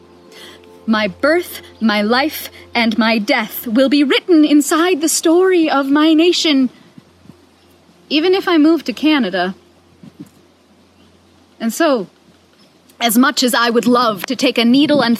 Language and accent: English; United States; as an American white woman